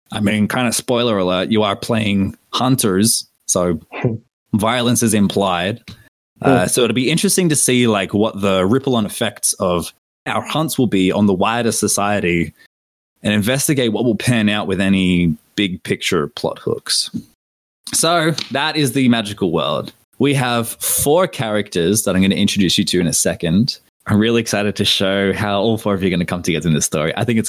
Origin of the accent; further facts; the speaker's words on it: Australia; as an Aussie